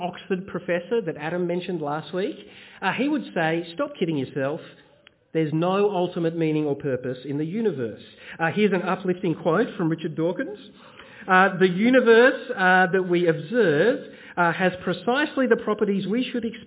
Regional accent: Bendigo, Victoria, Australia; When I was a kid, I grew up in Bendigo in central Victoria.

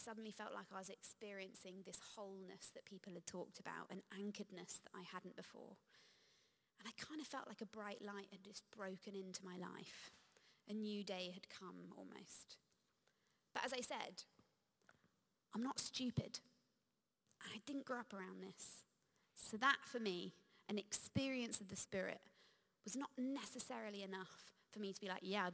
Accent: United Kingdom; I'm British.

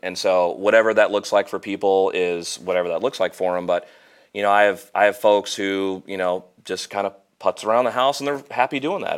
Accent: Normal, Illinois, United States; moved away as an adult; now in Peoria, United States; I grew up in Normal

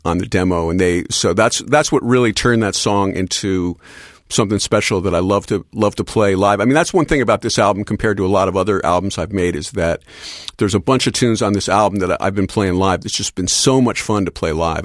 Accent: Philadelphia, Pennsylvania, United States; growing up in Philadelphia.

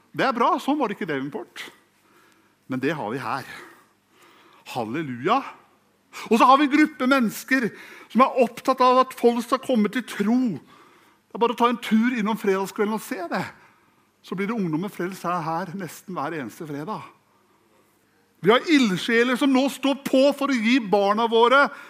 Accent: Fredrikstad, Østfold, Norway; jeg er fra Fredrikstad

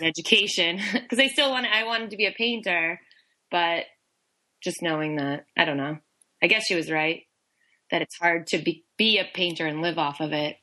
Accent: New Bedford, Massachusetts, United States; moved away as an adult; now in Boston, United States; I'm originally from New Bedford

